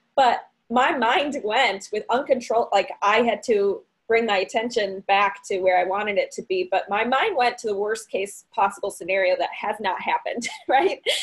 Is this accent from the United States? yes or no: yes; Barrington, Illinois, United States; I am from Barrington, Illinois, which is a northwest suburb in Illinois uh, about 45 minutes away from Chicago.